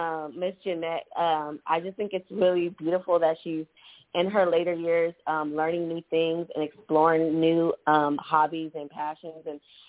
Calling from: Texas, United States; Texas. Calling from Texas.

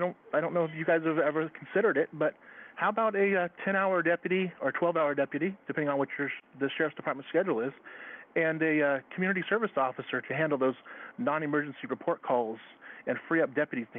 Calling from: Eugene, Oregon, United States; and I'm from West Eugene, or the West Lane County area.

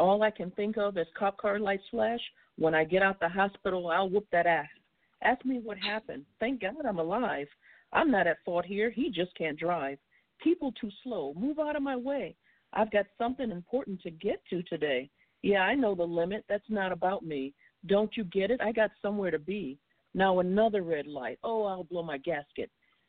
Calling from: Cary, North Carolina, United States; from Cary, North Carolina.

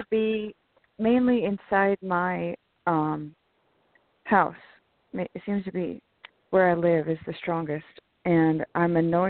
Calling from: California, United States; from California.

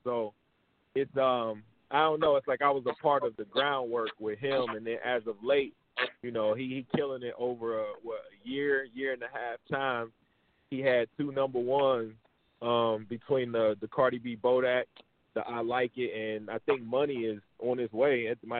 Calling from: Dallas, Texas, United States; Yeah, man, I'm tuned in from Dallas, Texas, man.

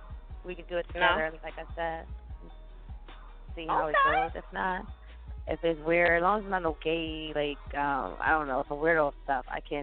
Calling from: Pennsylvania, United States

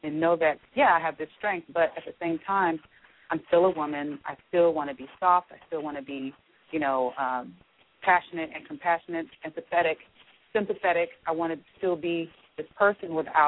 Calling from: Atlanta, Georgia, United States; I'm calling from Atlanta

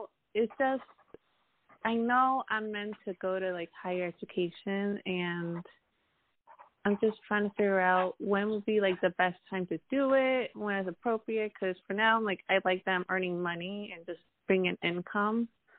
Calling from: Connecticut, United States

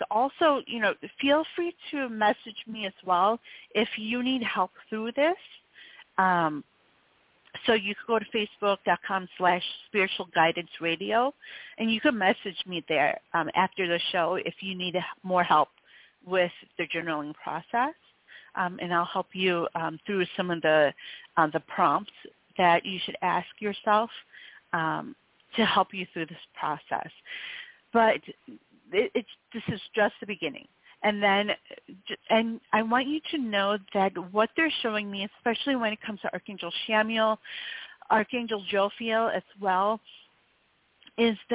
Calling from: New York City, New York, United States; I'm calling from uh, New York City.

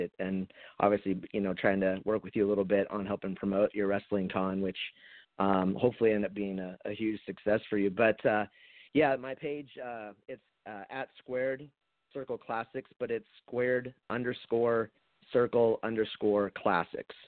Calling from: Portland, United States; I'm calling from Portland.

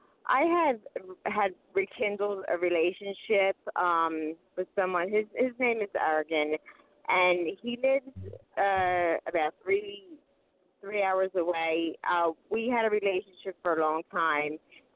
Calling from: Pennsylvania, United States; from Pennsylvania.

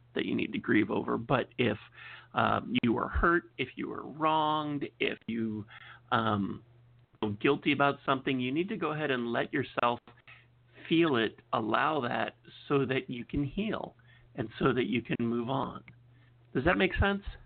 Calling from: California, United States; I'm calling from California

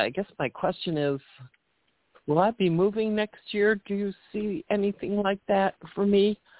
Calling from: Chicago, Illinois, United States; Hi, this is … from Chicago.

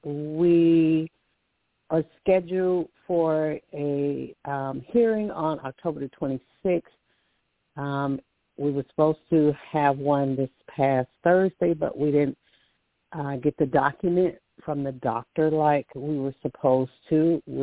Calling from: Alabama, United States; calling from Alabama

